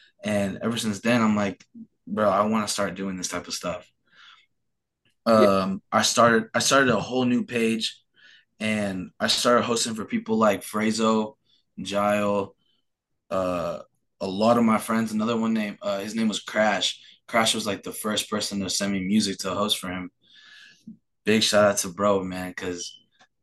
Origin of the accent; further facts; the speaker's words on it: New Mexico, United States; also born or lived in Phoenix, Arizona; they chose to live in New Mexico. So we moved down here, and I've been living here ever since I moved from Phoenix.